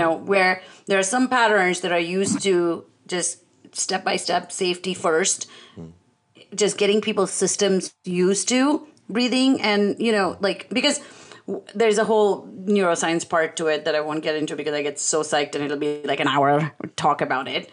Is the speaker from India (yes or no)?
yes; India; I'm Indian